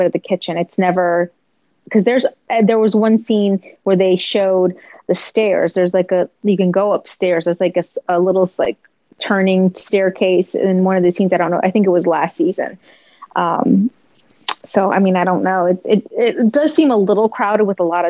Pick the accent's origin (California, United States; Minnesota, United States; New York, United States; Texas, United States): New York, United States; New York City; I grew up in New York City. I'm a New Yorker